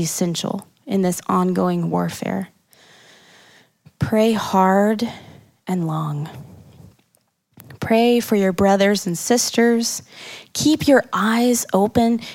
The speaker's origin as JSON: {"language": "English", "town": "Kansas City", "region": "Missouri", "country": "United States", "moved": "as an adult", "said": "I ain't from around here. I'm from Kansas City, Missouri, not Kansas. But I came out here to go to college"}